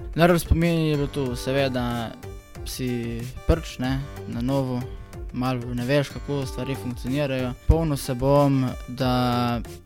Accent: Kal pri Pivki, Slovenia; prihajam iz Kala pri Pivki

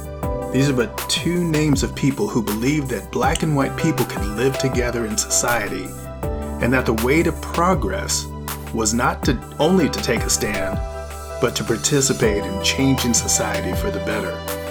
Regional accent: Milpitas, California, United States; my hometown of Milpitas, California.

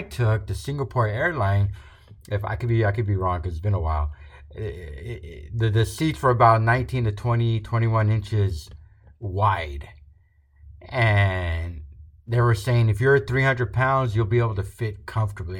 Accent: Rio Grande Valley, Texas, United States; where we're from, we're from the Rio Grande Valley, very south border of Texas

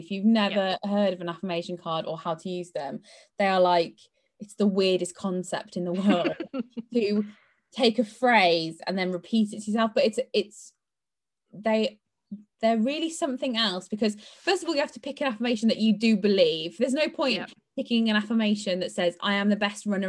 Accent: United Kingdom; we are, as typical British people, brought up not to shout about ourselves

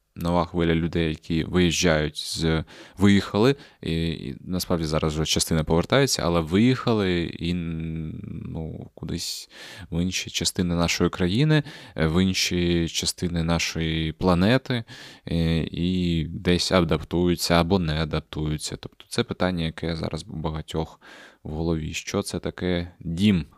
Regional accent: Crimea, Ukraine; moved away; Я після того, як переїхав із Криму, взагалі я з Криму їхав

